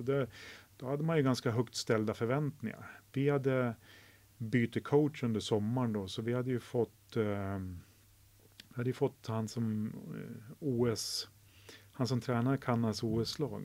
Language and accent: Swedish; Sweden; moved away as an adult; Jag var ensam svensk i ett och ett halvt år där